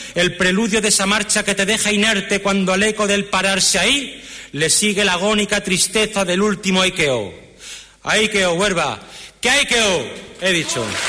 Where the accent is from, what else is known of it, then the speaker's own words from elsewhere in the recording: Huelva, Andalusia, Spain; soy cofrade, soy de Huelva, soy de Dios